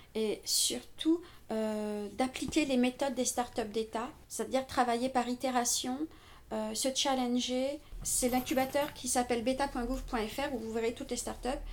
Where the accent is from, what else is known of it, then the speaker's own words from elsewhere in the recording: Paris, Île-de-France, France; je, suis une pure parisienne je suis née à Paris j'ai toujours vécu à Paris